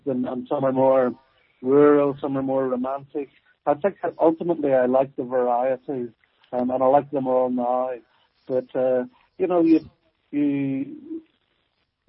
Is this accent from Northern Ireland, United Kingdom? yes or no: yes; Newtownabbey, near Belfast, Northern Ireland, United Kingdom; moved away as an adult; also born or lived in Dublin, Ireland; now in Edinburgh, United Kingdom; I was born in Newtownahr, just outside of Belfast